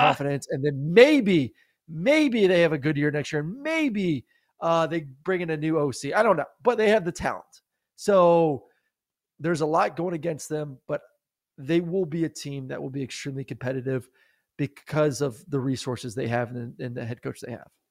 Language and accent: English; Tampa, Florida, United States; U S F, I know it's my hometown team